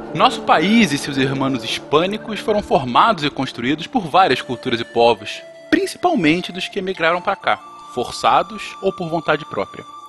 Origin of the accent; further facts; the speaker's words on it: Brazil; somos brasileiros